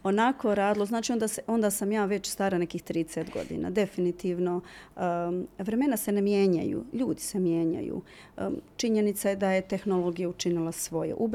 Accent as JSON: {"language": "Croatian", "town": "Mostar", "region": "Federation of Bosnia and Herzegovina", "country": "Bosnia & Herzegovina", "said": "Mi smo ostali bili u Mostaru"}